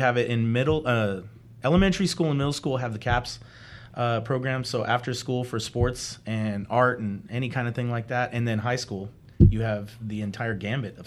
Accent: Ontario, California, United States; now in San Bernardino, United States; I'm a transplant. I wasn't born here and raised here. I come from Ontario, California

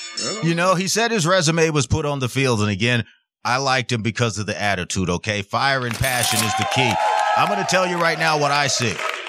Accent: New York, United States; now in Las Vegas, United States; my hometown, New York Giants

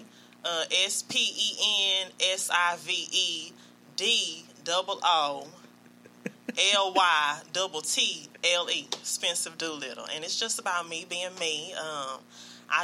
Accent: Louisiana, United States; now in Houston, United States; I'm originally from Louisiana.

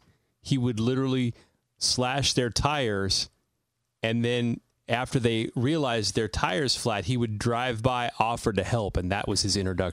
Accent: Salinas, California, United States; born or raised there

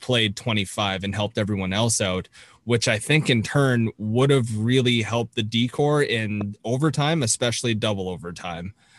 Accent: Toronto, Ontario, Canada; I am from Toronto, so I got to watch Jake mm-hmm. play for a lot of his career

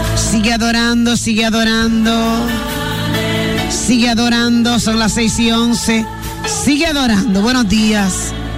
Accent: Villa Altagracia, San Cristóbal, Dominican Republic; yo me crié un tiempo en Villa Altagracia

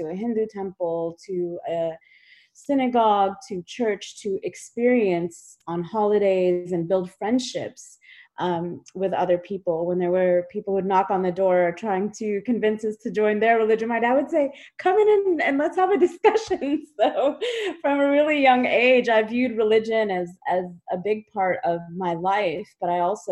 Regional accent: United States; also born or lived in Kashmir; I immigrated to the United States when I was 3 years old

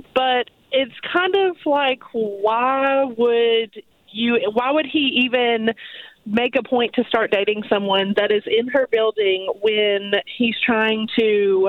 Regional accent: Coleman, United States; I'm from Coleman

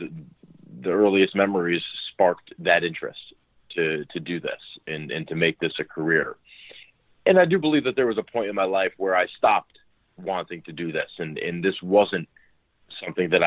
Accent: New Haven, Connecticut, United States; also born or lived in Westport, Connecticut; I grew up in the New Haven area of Connecticut, eventually moved over into Westport

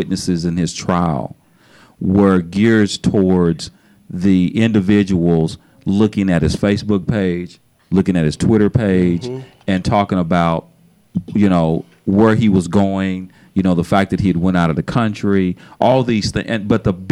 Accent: Tennessee, United States; moved away; I'm from Tennessee originally

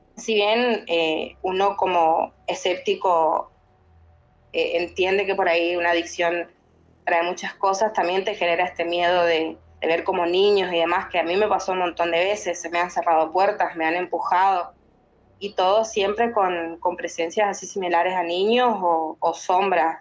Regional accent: Argentina; Yo soy de Argentina.

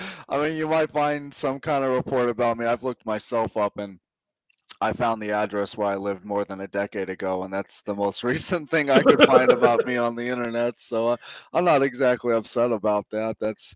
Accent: Prescott, Arizona, United States; moved away as an adult; also born or lived in St. Cloud, Florida; up was probably St. Cloud, Florida, and Prescott, Arizona. And I tend to consider Prescott, Arizona my hometown because I graduated high school there. That's where I left to enlist in the Army.

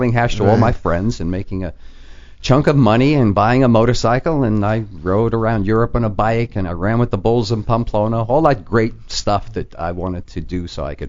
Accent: New York City, New York, United States; moved away as an adult; also born or lived in Milwaukee; No, I was born in the Bronx. In New York. Yeah. And I grew up in New York.

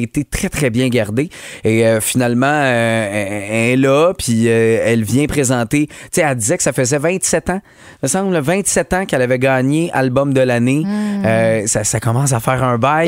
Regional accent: Quebec, Canada; chez nous au Québec

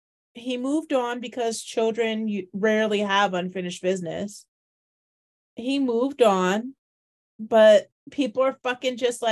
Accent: Midwest, United States; born there; I was born in the Midwest.

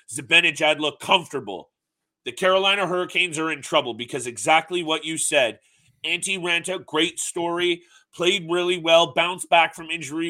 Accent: Canada; we're Canadian

